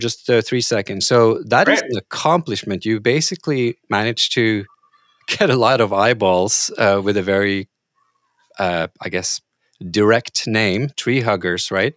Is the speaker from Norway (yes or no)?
yes; Norway; I'm from Norway